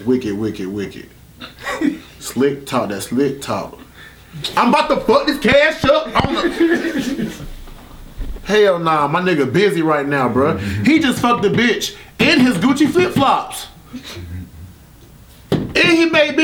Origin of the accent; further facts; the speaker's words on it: Southern Pines, North Carolina, United States; I'm from Southern Pines